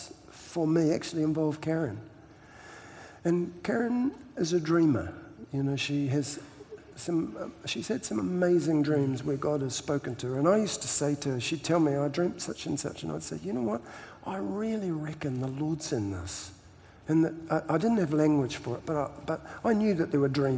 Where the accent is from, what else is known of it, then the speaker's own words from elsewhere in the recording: New Zealand; I'm Kiwi